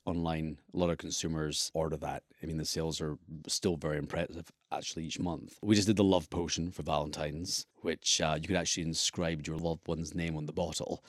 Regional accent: Scotland, United Kingdom; being a Scot myself

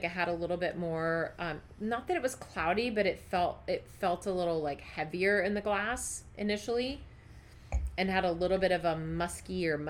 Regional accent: Brazil; moved away; About my home country.

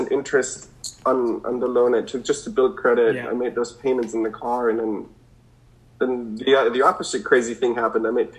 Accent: Germany; now in United States; I come from Germany

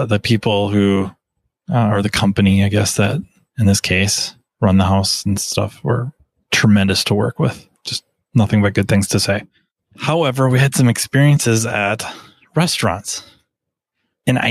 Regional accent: Minnesota, United States; I was from Minnesota

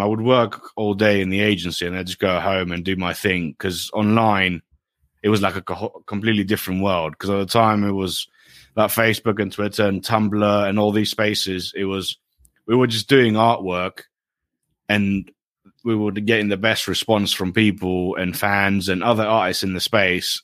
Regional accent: Greece; moved away as an adult; now in United Kingdom; I grew up in Greece, but my parents, my mother is English and my dad is Greek.

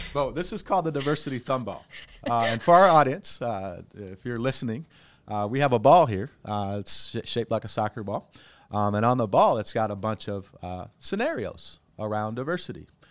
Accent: Cedar Rapids, Iowa, United States; we're from Cedar Rapids

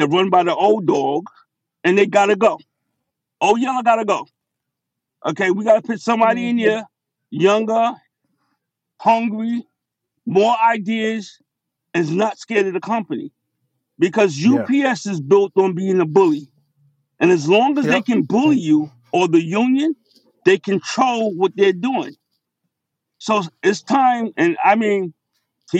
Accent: New York City, New York, United States; being who I am from Brooklyn

